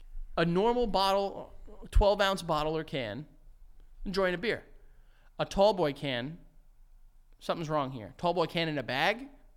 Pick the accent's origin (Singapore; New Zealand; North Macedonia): North Macedonia; Like, I'm from Macedonia.